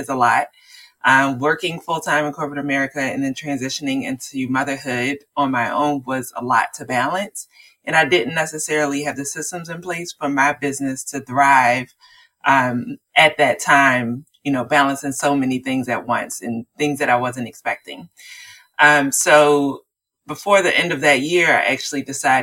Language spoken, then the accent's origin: English; Baltimore, Maryland, United States; I'm from Baltimore, Maryland